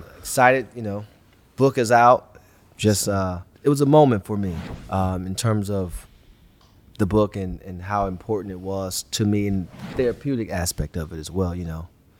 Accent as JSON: {"language": "English", "town": "Cleveland", "region": "Ohio", "country": "United States", "tie": "born or raised there", "said": "I grew up in the Glenville area, Cleveland, you know, St. Clair, like it's everywhere now, but it's a war zone pretty much."}